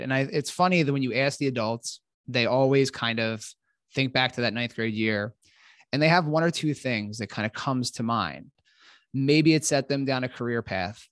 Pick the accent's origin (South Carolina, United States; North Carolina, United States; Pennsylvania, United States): Pennsylvania, United States; Philadelphia; moved away; I'm from Philadelphia originally